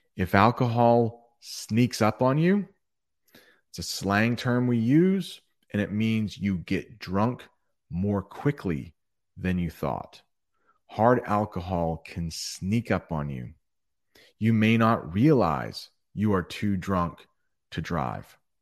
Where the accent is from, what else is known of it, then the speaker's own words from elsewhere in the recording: United States; as an American